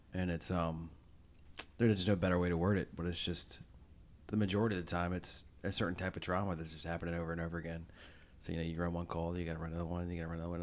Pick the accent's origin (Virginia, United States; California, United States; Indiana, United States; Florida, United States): Virginia, United States; Chesterfield; I grew up in Chesterfield